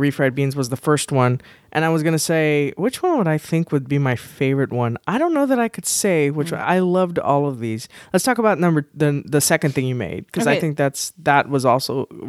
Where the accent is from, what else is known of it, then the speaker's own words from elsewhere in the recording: San Antonio, Texas, United States; So I am Hispanic. I grew up in San Antonio, and my grandparents, at least half of them, were from Mexico. Actually, 75% of them were from Mexico. My other one was, my grandfather was from Central America.